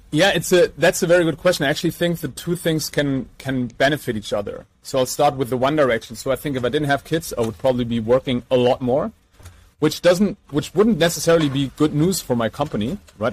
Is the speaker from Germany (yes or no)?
yes; Mainz, Rhineland-Palatinate, Germany; from our hometown of Mainz